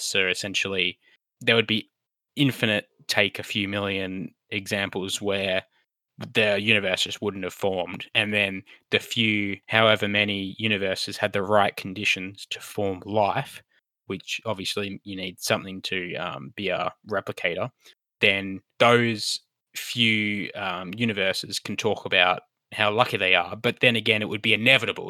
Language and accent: English; Australia; as an Australian